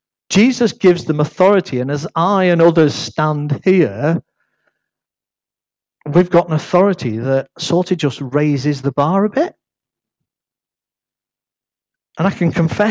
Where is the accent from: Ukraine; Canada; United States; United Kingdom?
United Kingdom; accent: northern; they got used to my northern accent